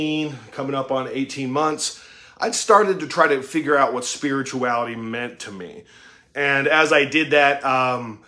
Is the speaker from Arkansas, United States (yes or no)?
no; Utah, United States; I was raised in Utah.